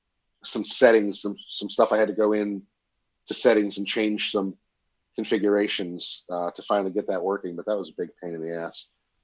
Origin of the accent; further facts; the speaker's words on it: Massachusetts, United States; Massachusetts. Do I say the word house funny?